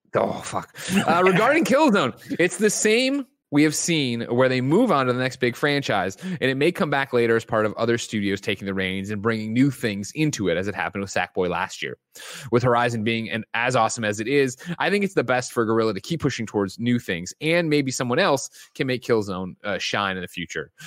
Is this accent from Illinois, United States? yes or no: yes; Illinois, United States